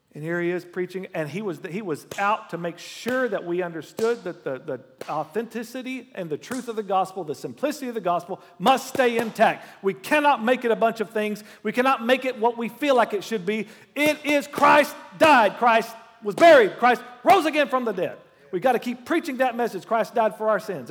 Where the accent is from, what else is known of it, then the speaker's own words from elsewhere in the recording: Oklahoma, United States; I'm from Oklahoma.